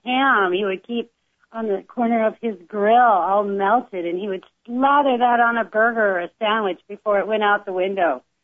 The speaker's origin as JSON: {"language": "English", "region": "California", "country": "United States", "tie": "born or raised there", "also_born_or_lived": "Lakewood, Ohio", "said": "I was born in Lakewood, Ohio, but we moved to California when I was about three years old"}